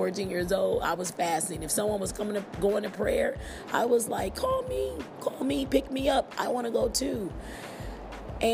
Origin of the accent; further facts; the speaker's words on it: Milwaukee, Wisconsin, United States; moved away as an adult; also born or lived in Nashville, Tennessee; I left my hometown in Milwaukee and I relocated to Nashville, Tennessee.